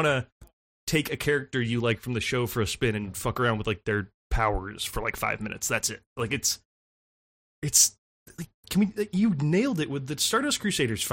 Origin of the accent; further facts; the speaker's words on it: United States; an American citizen